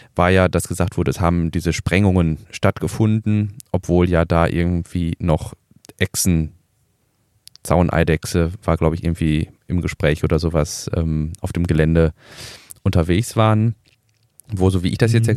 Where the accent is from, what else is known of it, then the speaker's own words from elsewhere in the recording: Ruhr area, North Rhine-Westphalia, Germany; ich komme aus dem Ruhrpott